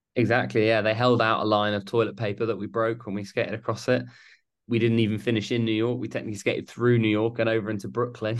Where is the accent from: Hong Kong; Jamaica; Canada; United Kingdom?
United Kingdom; we're British